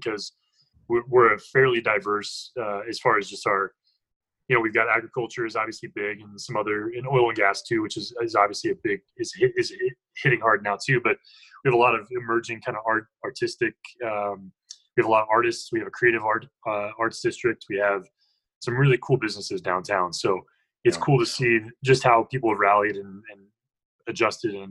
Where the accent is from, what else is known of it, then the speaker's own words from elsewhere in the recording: North Carolina, United States; moved away as an adult; now in Greeley, United States; I moved straight from North Carolina, grew up in North Carolina, moved to Greeley